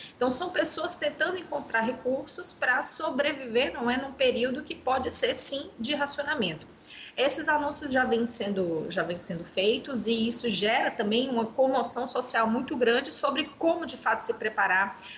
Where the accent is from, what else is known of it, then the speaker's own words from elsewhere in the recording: Fortaleza, Ceará, Brazil; moved away; eu estou em Fortaleza, que é, a minha, que é a minha cidade natal, no Ceará